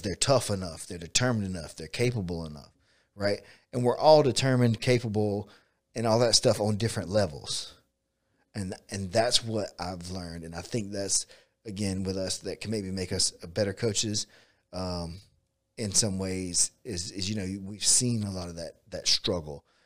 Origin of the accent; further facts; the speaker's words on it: Bainbridge, United States; I grew up in Bainbridge